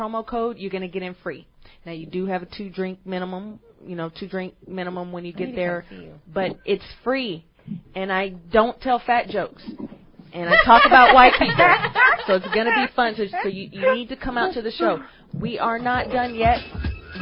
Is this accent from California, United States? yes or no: yes; Oakland, California, United States; I am from Oakland, California